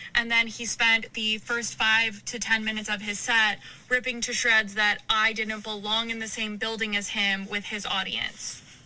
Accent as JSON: {"language": "English", "region": "Arkansas", "country": "United States", "said": "I'm from Arkansas. I went to University of Arkansas"}